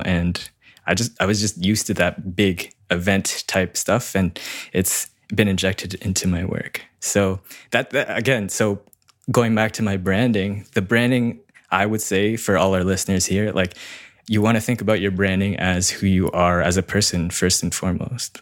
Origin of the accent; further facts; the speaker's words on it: Canada; I'm a Canadian wedding filmmaker, mostly servicing Toronto and the surrounding areas.